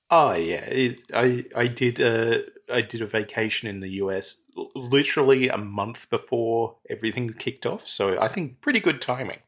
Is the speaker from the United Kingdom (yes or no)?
no; Australia